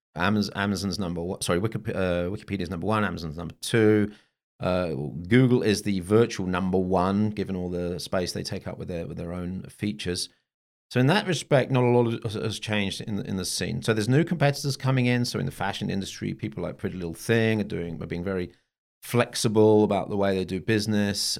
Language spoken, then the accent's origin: English; Bonn, North Rhine-Westphalia, Germany; my hometown of Bonn